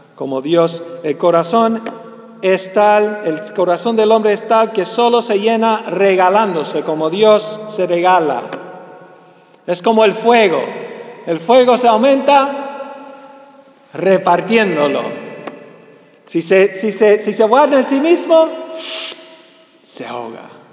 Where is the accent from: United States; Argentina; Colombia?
United States; ya soy medio gringo. Bueno, completamente gringo, nací, nací aquí, de papás, de cepa cubano, cepa cubana, pichón de, de, cubano